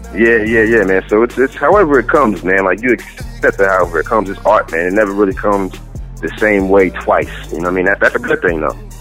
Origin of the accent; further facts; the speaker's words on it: New York City, New York, United States; I'm originally from Queens, New York